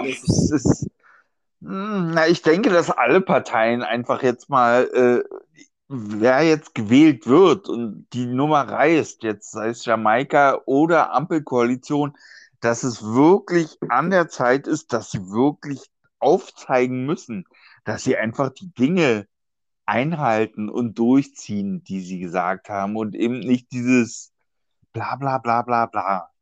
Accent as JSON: {"language": "German", "region": "Berlin", "country": "Germany", "said": "als Berliner"}